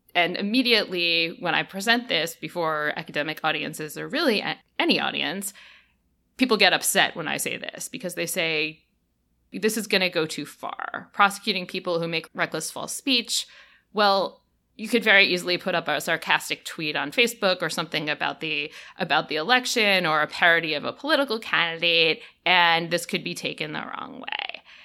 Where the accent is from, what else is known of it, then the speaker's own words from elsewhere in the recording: United States; As an American